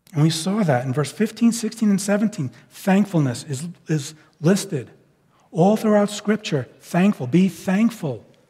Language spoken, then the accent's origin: English; New York, United States; moved away as an adult; now in West Coast, United States; I'm from New York and I, I act and think differently than people from the West Coast. And I know they bear with me in, in some of my speech patterns and, and thought patterns, not sinful, just it's kind of the result of how I grew up.